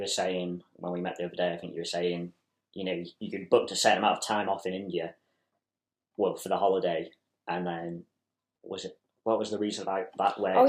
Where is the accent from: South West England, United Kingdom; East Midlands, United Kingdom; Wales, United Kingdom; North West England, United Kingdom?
North West England, United Kingdom; Chester; also born or lived in Ayrshire, Scotland; I'm originally from Chester